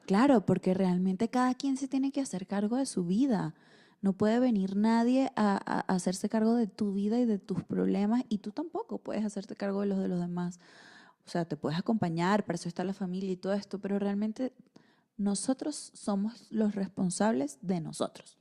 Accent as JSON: {"language": "Spanish", "country": "Venezuela", "moved": "yes", "said": "soy mujer, soy venezolana, soy emigrante"}